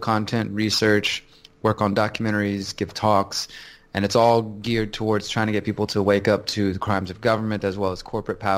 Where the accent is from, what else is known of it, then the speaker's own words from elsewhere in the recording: Houston, Texas, United States; I'm from Houston, Texas.